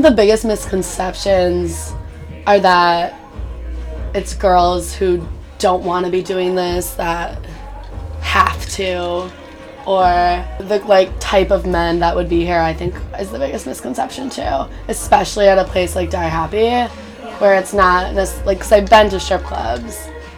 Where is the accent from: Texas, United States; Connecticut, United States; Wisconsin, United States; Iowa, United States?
Connecticut, United States; now in New York, United States; I'm from Connecticut.